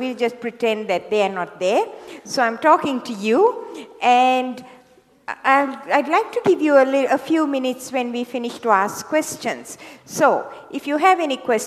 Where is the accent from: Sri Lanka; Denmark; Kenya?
Sri Lanka; moved away as an adult; also born or lived in Hawaii; now in Sydney, Australia; I was born in Sri Lanka, in the tea plantations of Sri Lanka. And I went to medical school there